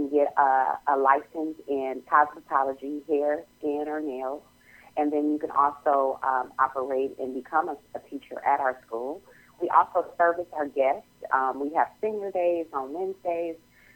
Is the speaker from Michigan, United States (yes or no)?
yes; Detroit, Michigan, United States; moved away as an adult; now in Atlanta, United States; I'm from Detroit originally, born and raised